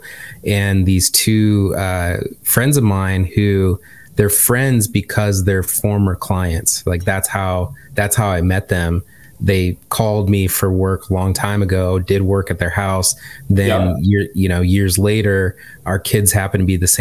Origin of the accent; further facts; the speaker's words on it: Michigan, United States; accent: Midwestern; moved away; I'm just from Michigan